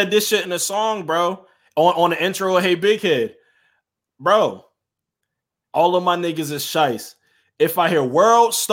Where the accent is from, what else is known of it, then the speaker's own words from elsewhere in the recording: Egg Harbor City, New Jersey, United States; also born or lived in Atlantic City; I grew up in Egg Harbor City. Like, you know I mean? I balanced my life between Egg Harbor City and Atlantic City. I grew up, I went to school in Egg Harbor City.